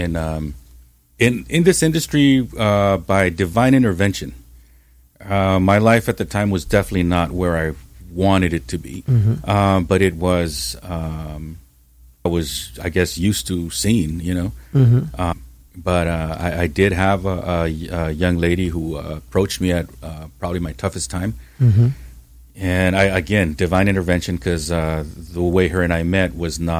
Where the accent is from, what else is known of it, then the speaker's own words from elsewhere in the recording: Santa Ana, California, United States; I grew up in Santa Ana. I grew up on Townsend Street